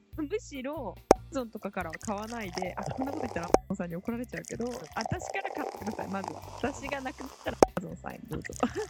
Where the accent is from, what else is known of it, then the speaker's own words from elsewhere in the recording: Kyushu, Japan; 同じ九州の出身なんですよね